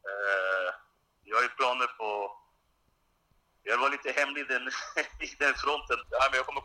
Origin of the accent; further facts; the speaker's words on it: Stockholm, Stockholm County, Sweden; jag är född och uppvuxen i Rinkeby